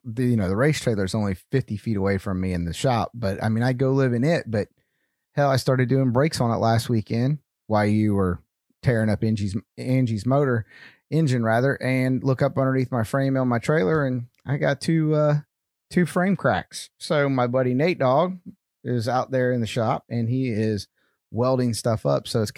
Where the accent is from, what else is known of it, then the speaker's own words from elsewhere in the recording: North Carolina, United States; I'm from North Carolina.